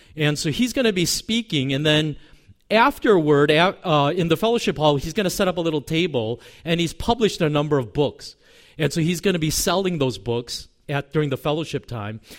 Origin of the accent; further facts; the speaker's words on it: United States; also born or lived in Korea; when I was four, we moved to America from Korea